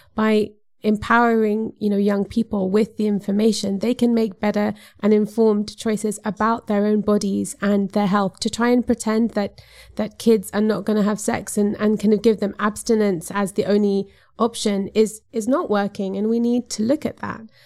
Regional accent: Zambia; I come from Zambia, which is a s, a self-declared Christian country

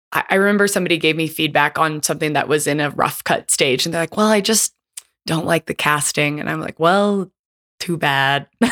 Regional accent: California's Bay Area, United States; my hometown, California's Bay Area

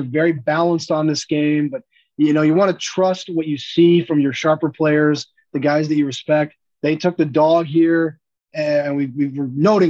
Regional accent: McLean, Virginia, United States; I'm from McLean, Virginia. I went to Gonzaga High School in the district. I grew up a Redskins fan.

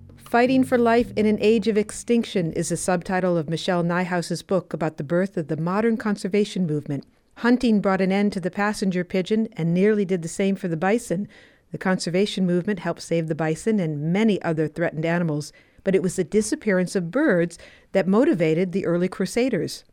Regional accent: Wisconsin, United States; I am from Wisconsin, too

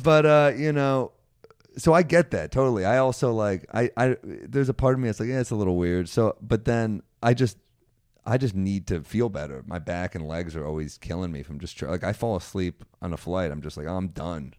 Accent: New York City, New York, United States; I grew up in Manhattan.

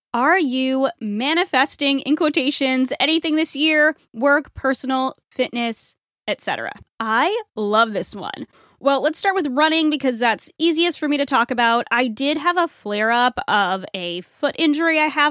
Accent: New England, United States; I'm from New England

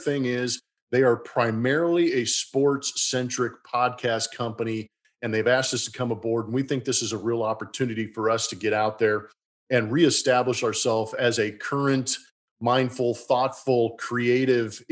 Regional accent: California, United States; now in Houston, United States; I'm a Californian who moved to Houston

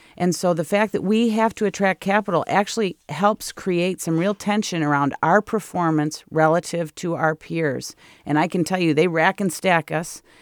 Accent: Michigan, United States; moved away as an adult; now in California, United States; I'm in a great place in my hometown, lived next door to my sister and next door to my dad

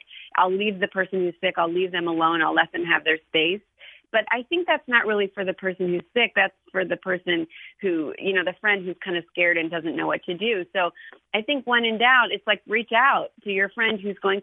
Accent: Ohio, United States; I'm from Ohio

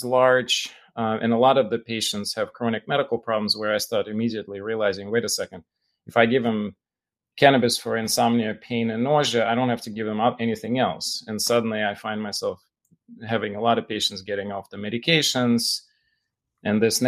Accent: Russia; now in United States; I grew up in Russia, right? So Jewish boy in Russia

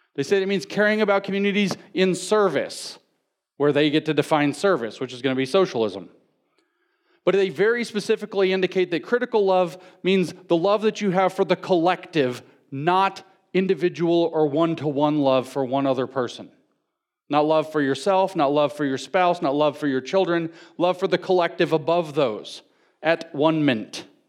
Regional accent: the South, United States; I'm from the South

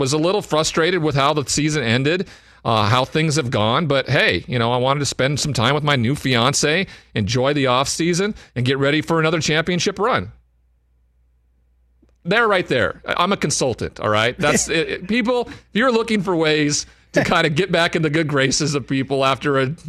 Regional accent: Montana, United States; Montana before, my home state

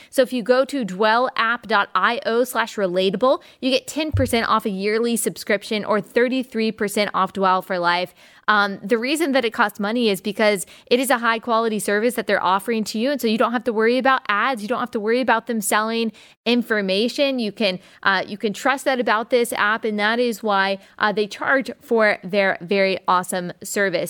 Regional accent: United States; me as an American

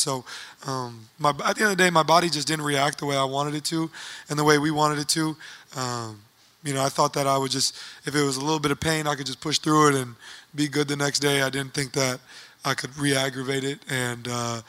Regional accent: Oshkosh, Wisconsin, United States; I'm a kid from Oshkosh, Wisconsin that has the opportunity to do what I can.

